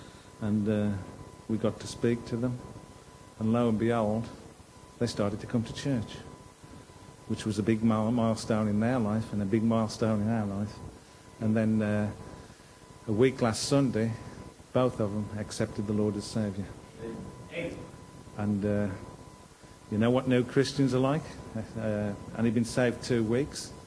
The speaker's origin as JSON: {"language": "English", "town": "Cannock", "region": "West Midlands", "country": "United Kingdom", "said": "I'm from Cannock, I can go and knock on doors because I know people"}